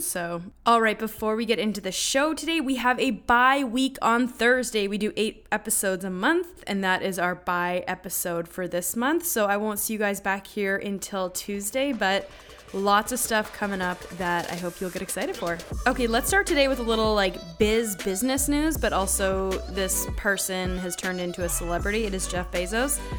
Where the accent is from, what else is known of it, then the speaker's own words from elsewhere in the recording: Canada; as a Canadian